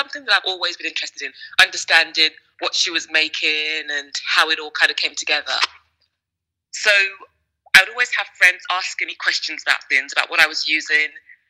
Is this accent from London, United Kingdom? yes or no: yes; London, United Kingdom; also born or lived in Nigeria; I'm a Londoner, originally born in West Africa in Nigeria, and traveled all over the world.